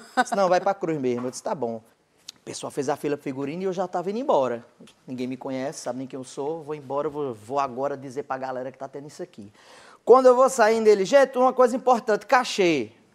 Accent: Cajazeiras, Paraíba, Brazil; eu sou de Cajazeiras, que é interior da Paraíba.

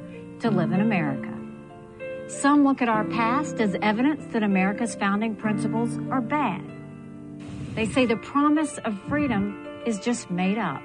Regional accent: South Carolina, United States; I was born and raised in South Carolina

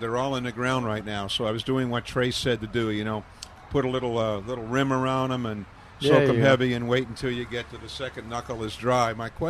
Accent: Pennsylvania, United States; up in Pennsylvania, north.

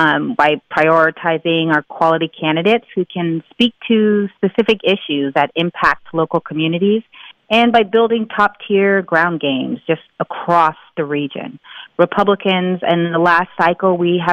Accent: Bay Area, California, United States; also born or lived in Central Valley; I'm originally from the Bay Area

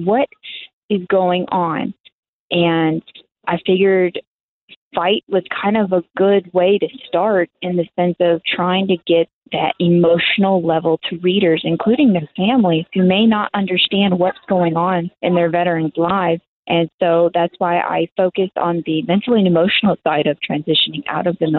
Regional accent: Texas, United States; I'm born and raised in Texas

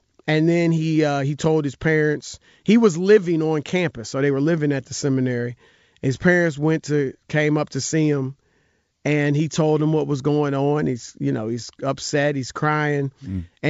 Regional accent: Cincinnati, Ohio, United States; also born or lived in Baton Rouge; But my whole family is, you know, rooted in Louisiana. So I was born in Baton Rouge, but we moved from there when I was, 5, 6 months old. So I don't remember any of it. But we moved from there to Cincinnati, Ohio.

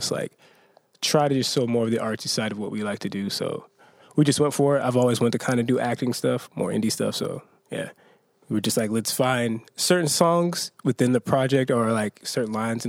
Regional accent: Spanaway, Washington, United States; now in Seattle, United States; You're saying we're from Spanaway, so there wasn't much outlets to do much stuff.

